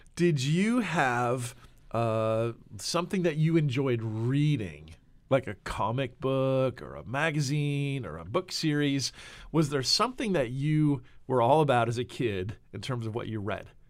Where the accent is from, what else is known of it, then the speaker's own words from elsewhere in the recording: New Jersey, United States; now in Nashville, United States; we are from Jersey